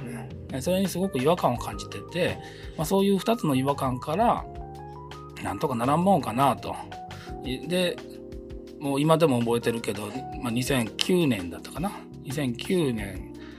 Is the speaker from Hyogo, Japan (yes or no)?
yes; Tamba, Hyogo, Japan; moved away; 僕あの兵庫県丹波市春日町